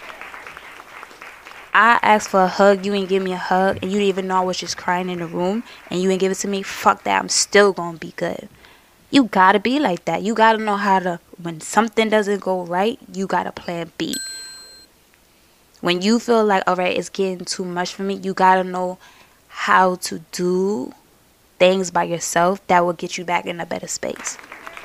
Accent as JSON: {"language": "English", "town": "New York City", "region": "New York", "country": "United States", "said": "I'm from Brooklyn"}